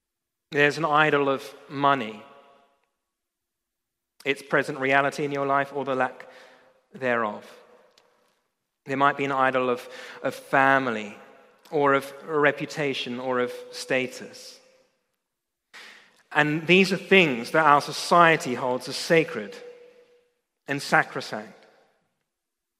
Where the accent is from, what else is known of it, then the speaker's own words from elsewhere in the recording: Australia; moved away as an adult; I come from Australia